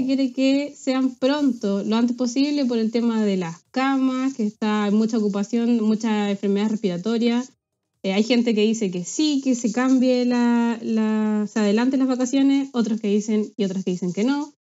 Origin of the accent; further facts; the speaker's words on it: Talcahuano, Biobío, Chile; moved away as an adult; now in Glasgow, United Kingdom; soy talcahuano, del Huachipato